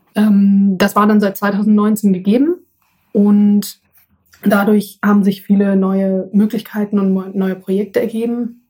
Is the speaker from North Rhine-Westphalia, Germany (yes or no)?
yes; Essen, North Rhine-Westphalia, Germany; bei äh, uns früher im Garten in Essen, wo ich herkomme